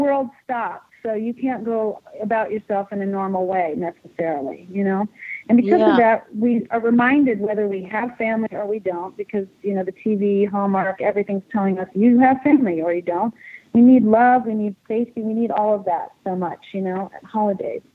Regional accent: United States; I live here and I'm American

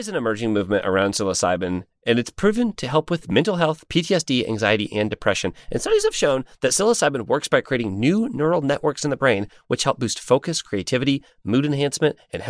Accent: Ireland; Aaron and I certainly are, because we're Irish.

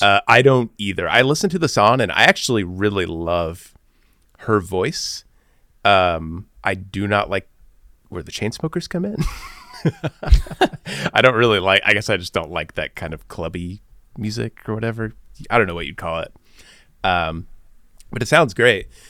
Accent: Bloomington, Illinois, United States; moved away; being from Bloomington, Illinois, like I was

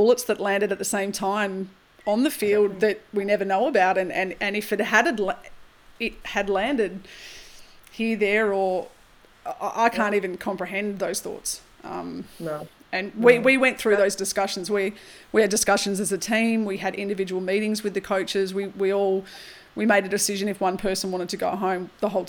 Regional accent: Australia

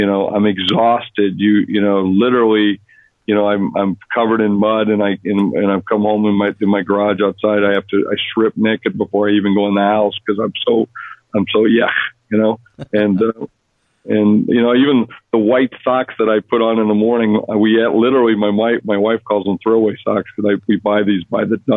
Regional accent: South Dakota, United States; moved away; I grew up in South Dakota, a place most people only know on a map

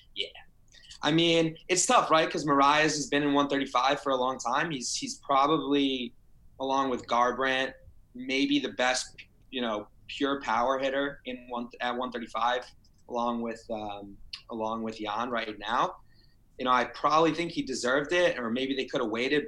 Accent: New Jersey, United States; I'm from Jersey

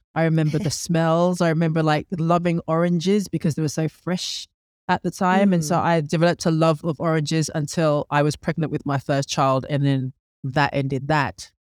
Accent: London, United Kingdom; also born or lived in Scotland / Ghana (family); I was born in Scotland in the United Kingdom and raised in London in the United Kingdom.

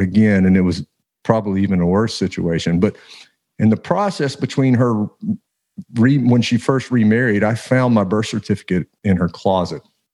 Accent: Louisiana, United States; growing up in Louisiana, of course, we had crawfish bowls every Saturday.

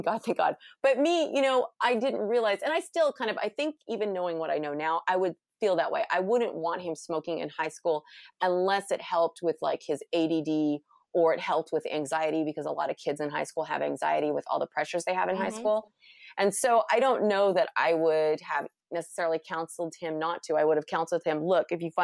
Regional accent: California, United States; I'm from California.

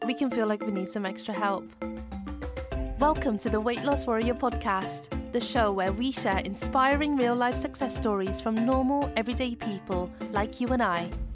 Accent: just outside Manchester, Cheshire, North West England, United Kingdom; now in Leeds, United Kingdom; I'm originally from um, just outside Manchester, like Cheshire

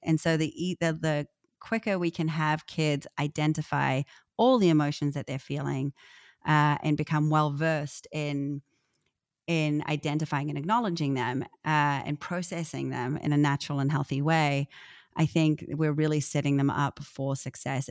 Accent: New Zealand; I'm a Kiwi

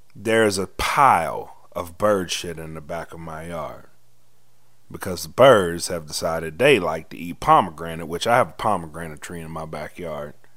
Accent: the South, United States; I'm from the South

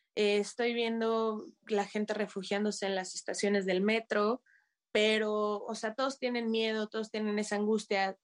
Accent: Mexico; moved away as an adult; now in Kyiv, Ukraine; como mexicana, como foráneo

